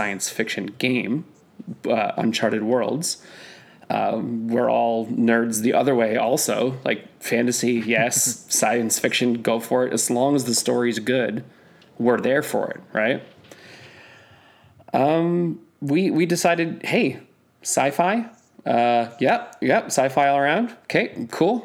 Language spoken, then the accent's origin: English; North Bay, Ontario, Canada; I'm from North Bay.